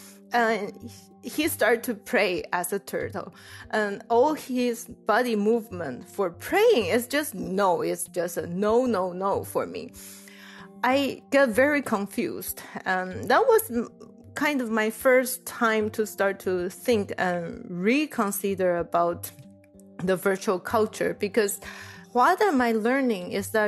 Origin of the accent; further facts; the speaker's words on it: Taiwan; now in Illinois, United States; I was from Taiwan, and Taiwan is pretty monoculture. Like, everything is Chinese, and we all look the same.